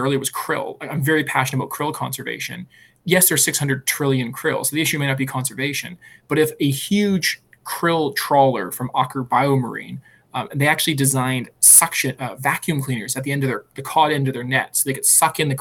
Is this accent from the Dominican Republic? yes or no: no; Alberta, Canada; moved away; I'm from Alberta